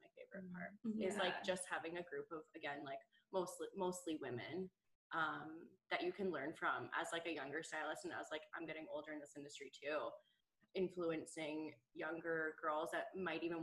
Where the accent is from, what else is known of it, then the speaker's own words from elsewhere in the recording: Calgary, Alberta, Canada; I'm born and raised Calgarian. Been here my whole life.